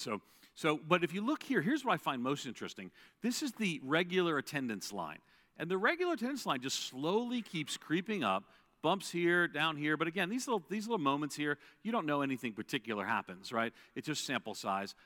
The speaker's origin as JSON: {"language": "English", "area": "Long Island", "region": "New York", "country": "United States", "tie": "born or raised there", "said": "I grew up outside of New York City in an Irish Catholic household"}